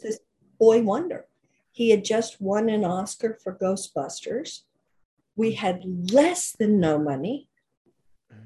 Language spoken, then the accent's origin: English; Oklahoma, United States; moved away as an adult; my hometown in Oklahoma